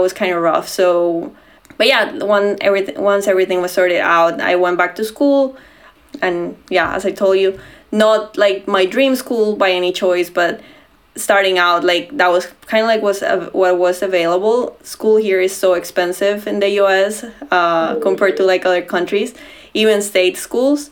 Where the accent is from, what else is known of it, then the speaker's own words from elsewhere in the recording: Bogotá, Bogotá Capital District, Colombia; moved away as an adult; now in Washington, D.C., United States; I grew up in Bogota, which is like Colombia's capital